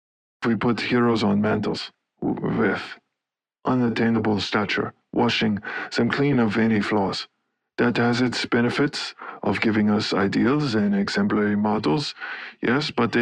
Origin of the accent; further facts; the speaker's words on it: Laufen, Basel-Landschaft, Switzerland; Okay, well, I grew up in Laufen, Switzerland, and had an interest in many different things.